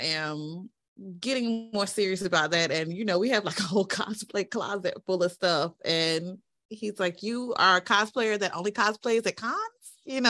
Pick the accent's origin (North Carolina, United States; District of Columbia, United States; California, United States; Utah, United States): North Carolina, United States; Eastern; But we're from Eastern North Carolina